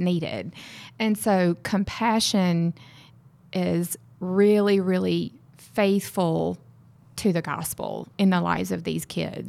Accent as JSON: {"language": "English", "region": "Mississippi", "country": "United States", "tie": "born or raised there", "also_born_or_lived": "West Texas", "moved": "as an adult", "lives_now": "Texas, United States", "said": "I'm from Mississippi."}